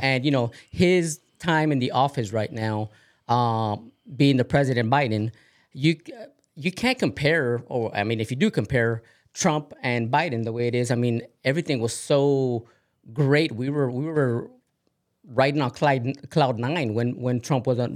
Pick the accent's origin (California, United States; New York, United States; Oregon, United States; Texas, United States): Oregon, United States; I myself, being from Oregon